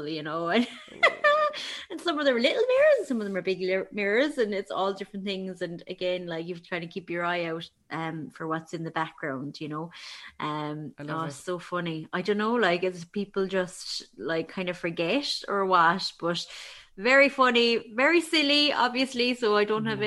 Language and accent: English; Ireland; that nosiness that we would have inherent in us as Irish people